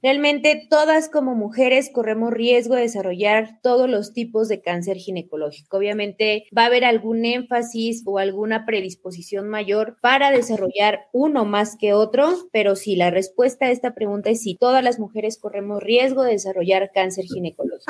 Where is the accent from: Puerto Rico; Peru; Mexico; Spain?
Mexico; moved away as an adult; now in Ecuador; yo soy mexicana, ahora resido en Ecuador y bueno, toda mi formación fue en México